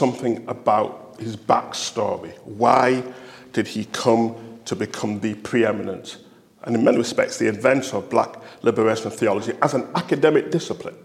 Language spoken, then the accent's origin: English; England, United Kingdom; being English